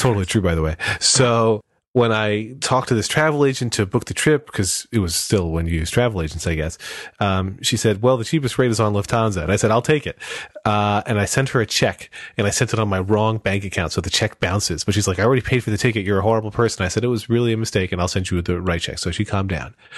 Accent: Pennsylvania, United States; I grew up in Pennsylvania

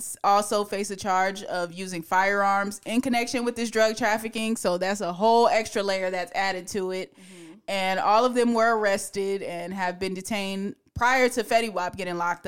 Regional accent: Newark, New Jersey, United States; I'm from Newark, New Jersey

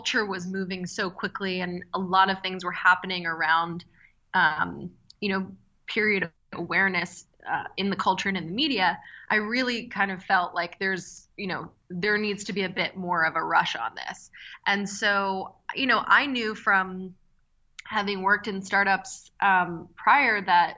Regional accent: Philadelphia, Pennsylvania, United States; I grew up in Philadelphia.

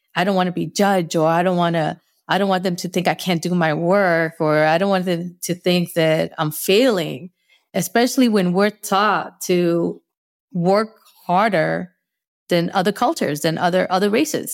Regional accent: Northeast, United States; accent: Northeast; Spanglish; first language Spanish; English is a second language; I might have my, my little Northeast accent, my little Spanglish accent.

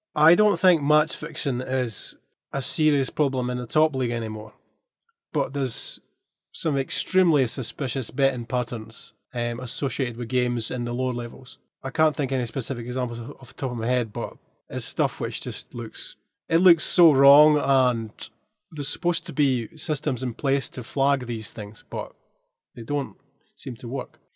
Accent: Dunfermline, Scotland, United Kingdom; now in Shanghai, China; my hometown team, Dunfermline

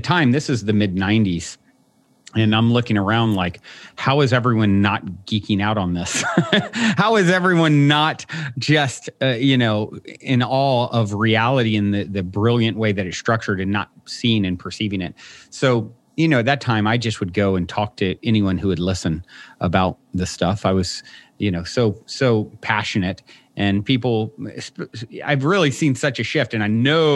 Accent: Virginia, United States; I was raised in Virginia on the East Coast

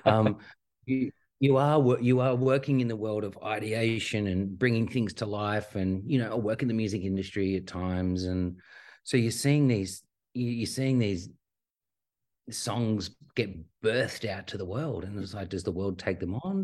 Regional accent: Australia; grew up on a healthy, really healthy diet of skateboarding and, and surfing. as most Aussie kids do at the time

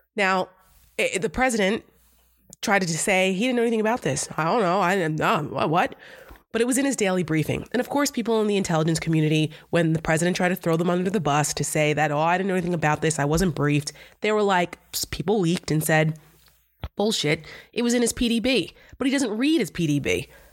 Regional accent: New Jersey, United States; I'm from Jersey

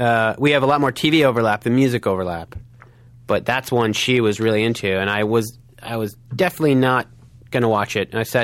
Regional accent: Evanston, Illinois, United States; I'm from Evanston.

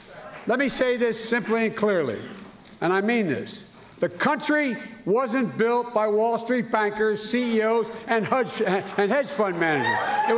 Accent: Wilmington, Delaware, United States; also born or lived in Scranton, Pennsylvania; I believe that Pittsburgh and my native town of Scranton and my hometown of Wilmington and Claymont

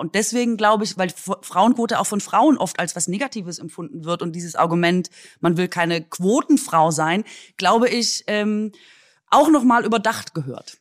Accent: Swabia, Baden-Württemberg, Germany; an meine Heimat erinnert mich, also Linsen und Spätzle ist natürlich unser Vorzeigegericht

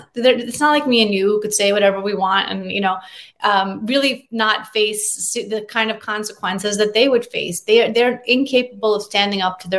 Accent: Russia; now in United States; And while I was born in Russia, that's very rare. My father's from Ukraine. Both sides of my family are from Belarus. There was a lot of displacement post-World War II. So while I was actually born in the country of Russia

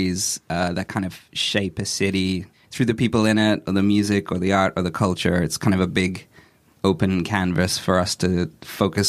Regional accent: Australia; now in Barcelona, Spain; I grew up in Australia

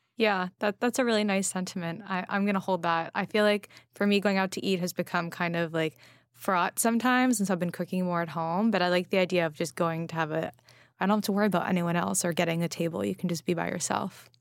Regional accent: Los Angeles, California, United States; now in New York City, United States; I grew up in Los Angeles where, you know, weed was legalized

